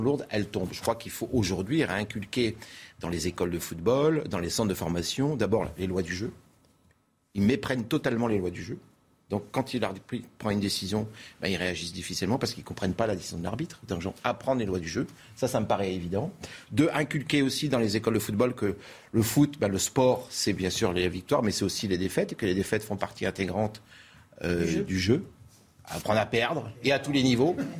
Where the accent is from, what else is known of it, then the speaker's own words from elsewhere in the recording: Brittany, France; je suis breton